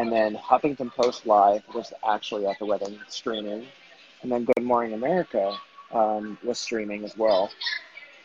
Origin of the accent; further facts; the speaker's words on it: the South, United States; I grew up in the South